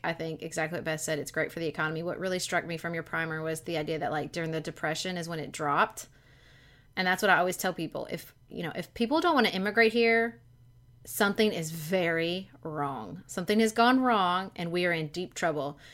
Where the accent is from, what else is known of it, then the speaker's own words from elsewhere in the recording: Kentucky, United States; I am a ninth generation Kentuckian, okay? So that's how long, they've just been in Kentucky